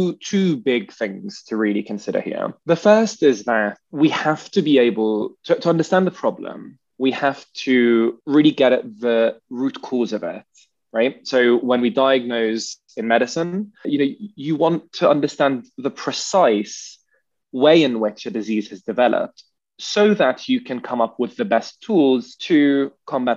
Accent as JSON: {"language": "English", "town": "Nablus", "region": "West Bank", "country": "Palestine", "said": "my family, myself, I am from Nablus, which is about 60, 70 kilometers north of Jerusalem"}